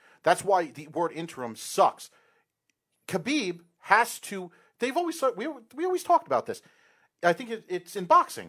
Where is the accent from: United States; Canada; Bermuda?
United States; New York; And people say this is biased because we're from New York and we're in Long Island right now, whatever.